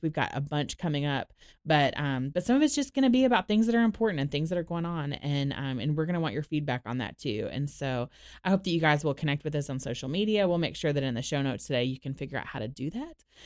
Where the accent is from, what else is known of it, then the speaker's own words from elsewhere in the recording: Orlando, Florida, United States; moved away as an adult; also born or lived in Dallas, Texas; now in Nashville, United States; I grew up in Orlando.